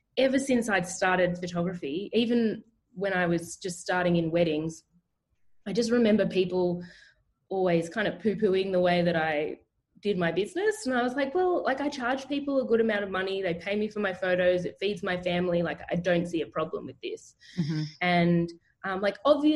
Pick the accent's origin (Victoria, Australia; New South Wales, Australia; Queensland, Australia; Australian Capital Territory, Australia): Australian Capital Territory, Australia; Canberra; I'm from Canberra in Australia, which is the capital.